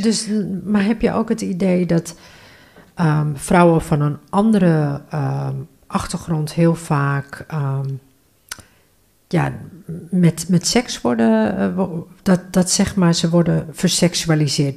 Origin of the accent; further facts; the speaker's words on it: Northeast Groningen, Netherlands; Ik ben geboren en getogen in Noordoost-Groningen.